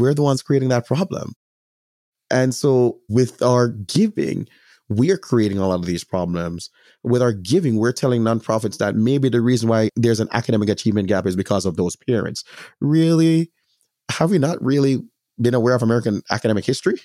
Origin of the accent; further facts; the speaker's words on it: Jamaica; As a Jamaican, I have a greater responsibility specifically to my Jamaican community